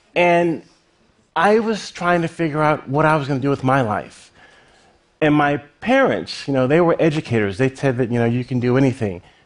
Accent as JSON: {"language": "English", "town": "Lynchburg", "region": "Virginia", "country": "United States", "tie": "born or raised there", "said": "Lynchburg, Virginia, my hometown"}